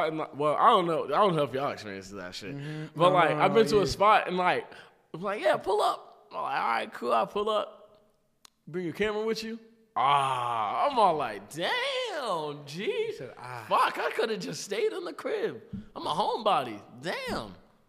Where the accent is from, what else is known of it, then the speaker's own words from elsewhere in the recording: Iowa, United States; Bitch, I'm from Iowa.